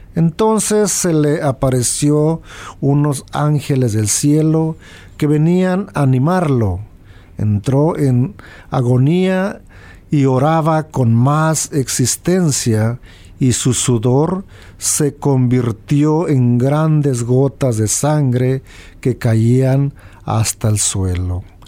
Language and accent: Spanish; Guanajuato, Mexico; donde yo soy de Guanajuato